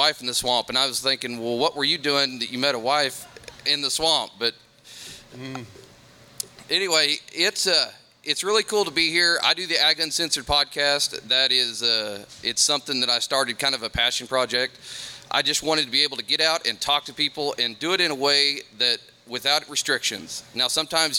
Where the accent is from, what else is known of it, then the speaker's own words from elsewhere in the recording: Oklahoma, United States; accent: southern drawl; I'm from Oklahoma. If you can't tell by the sweet southern drawl that I try to have or not have, I'm from not here